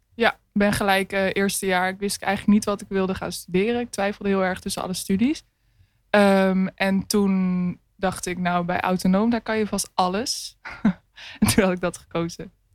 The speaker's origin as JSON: {"language": "Dutch", "town": "Hoogland", "region": "Utrecht", "country": "Netherlands", "tie": "born or raised there", "moved": "as an adult", "lives_now": "Rotterdam, Netherlands", "said": "ik ben geboren in Hoogland. Dat ligt naast Amersfoort"}